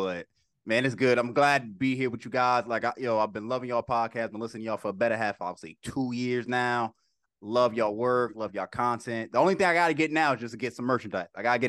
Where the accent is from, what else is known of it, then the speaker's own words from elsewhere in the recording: New Jersey, United States; I'm from Jersey, too, bro.